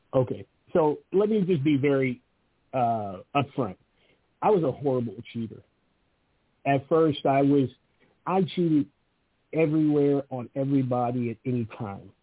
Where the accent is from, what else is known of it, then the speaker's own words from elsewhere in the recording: Los Angeles, California, United States; moved away; I was born and raised in Venice Beach